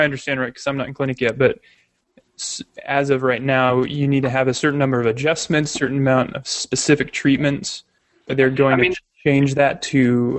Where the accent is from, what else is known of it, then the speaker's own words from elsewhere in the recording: San Diego, California, United States; Second to San Diego, of course. That's where I'm from